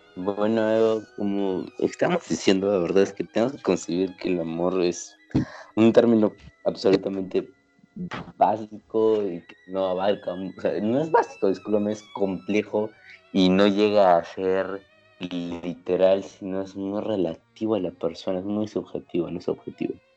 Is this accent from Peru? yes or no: yes; Peru; somos peruanos, vivimos en un país tercermundista, la mayoría hemos crecido con una, con una crianza cristiana